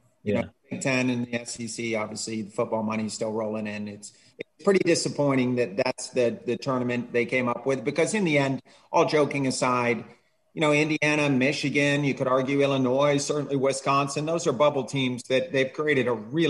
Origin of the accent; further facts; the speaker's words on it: Scotland, United Kingdom; also born or lived in England; So I grew up in Scotland and England, and everywhere I lived, we had trees for goals.